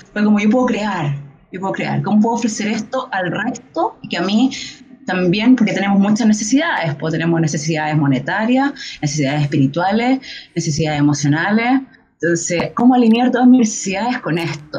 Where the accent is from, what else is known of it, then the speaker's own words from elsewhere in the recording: Chile; como el, chileno en general